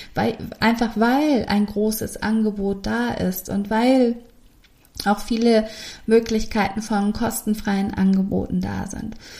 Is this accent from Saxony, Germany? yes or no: no; Hamburg, Germany; Bei uns in Hamburg gibt es eine Straße, Osterstraße.